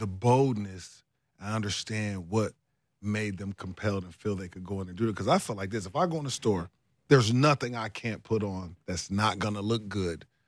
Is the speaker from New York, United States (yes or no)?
no; Ohio, United States; moved away; also born or lived in Minneapolis; I'm from Ohio